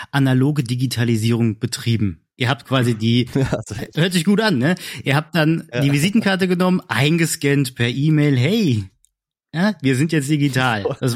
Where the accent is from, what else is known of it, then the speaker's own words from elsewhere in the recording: Hesse, Germany; ich bin kein Bayer, ich bin